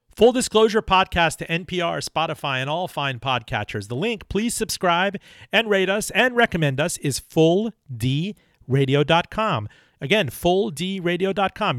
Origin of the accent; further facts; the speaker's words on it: Miami, Florida, United States; when I was growing up in Miami.